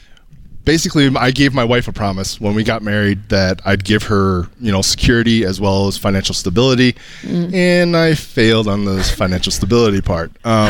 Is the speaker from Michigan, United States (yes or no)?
yes; Kalamazoo, Michigan, United States; Kalamazoo, Michigan.